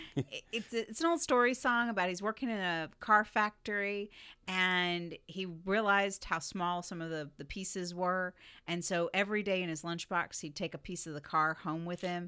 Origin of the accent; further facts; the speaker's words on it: Southeast Florida, United States; moved away; I grew up in Florida